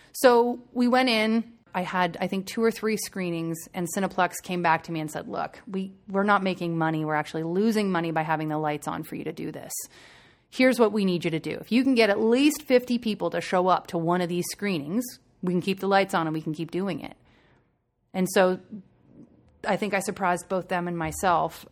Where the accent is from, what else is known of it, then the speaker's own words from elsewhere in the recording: Waterdown, Ontario, Canada; I grew up in a really small town, uh, just outside of Burlington, Ontario, called Waterdown